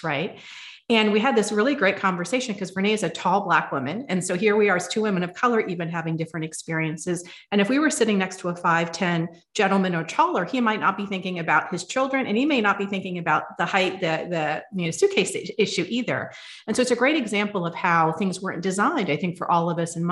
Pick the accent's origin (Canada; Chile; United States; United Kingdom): United States; I was born and raised in the United States